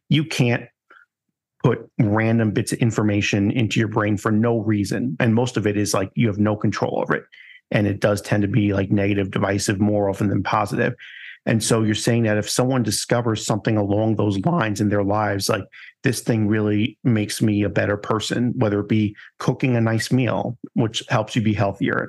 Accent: New York, United States; moved away; I'm originally from New York

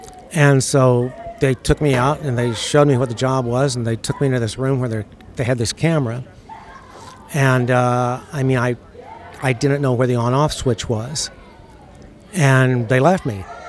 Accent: United States; moved away as an adult; also born or lived in Saudi Arabia / Chicago; we grew up in America

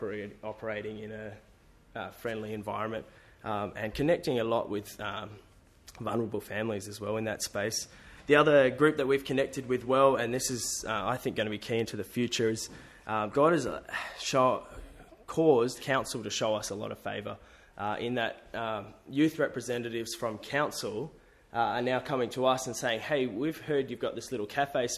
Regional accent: New Zealand; also born or lived in Sydney, Australia; now in Adelaide, Australia; I'm Kiwi, grew up playing rugby

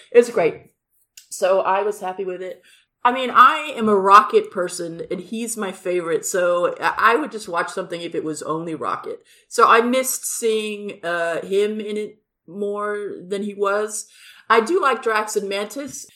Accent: Los Angeles, California, United States; moved away; I'm from Los Angeles

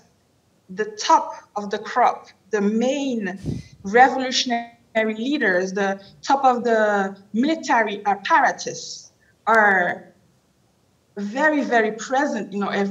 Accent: Haiti; I was born and raised in Haiti, Haiti in the Caribbean, first Black Republic

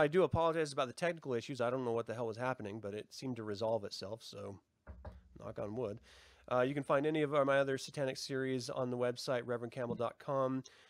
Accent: Salem, Utah, United States; I grew up in Salem, Utah, when there was little to no population. I know church people like that.

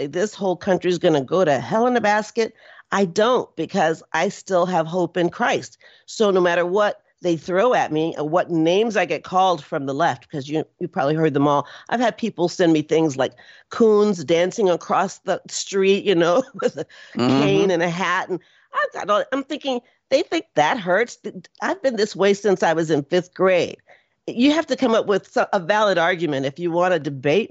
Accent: Houston, Texas, United States; also born or lived in North Austin, Texas; now in Austin, United States; I'm from Houston

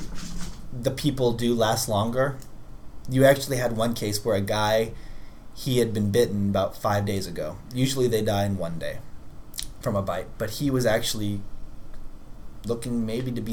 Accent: New York City, New York, United States; I am a New Yorker

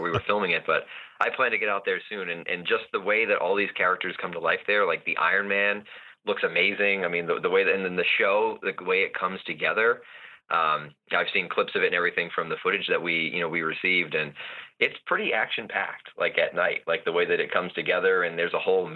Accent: Boston area, Rhode Island, New England, United States; moved away; I'm actually from New England myself. I'm originally from the Boston area, Rhode Island.

